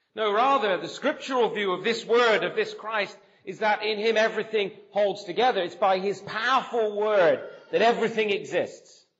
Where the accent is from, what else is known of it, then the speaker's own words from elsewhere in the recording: near Bath, South West England, United Kingdom; moved away as an adult; also born or lived in Birmingham / Nottingham / Sheffield / London; now in Canada; I grew up here in England. I grew up uh, in the southwest, actually, near Bath, uh, where my father was a pastor